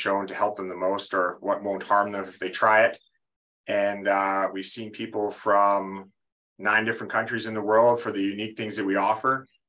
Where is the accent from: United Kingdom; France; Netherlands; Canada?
Canada; Winnipeg, Manitoba; now in Cumming, United States; I'm originally from Winnipeg, Canada. I now live in Cumming, Georgia, just north of Atlanta.